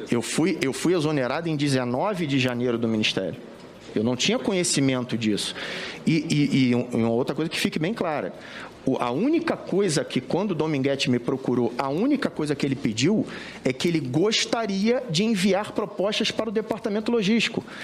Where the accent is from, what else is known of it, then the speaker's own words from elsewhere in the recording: Brasília, Federal District, Brazil; abrir a porta da minha casa aqui em Brasília. Eu sou de Brasília.